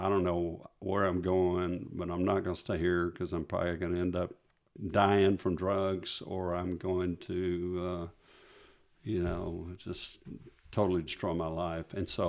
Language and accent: English; Kansas, United States; I'm Catholic. I was raised Catholic in Kansas.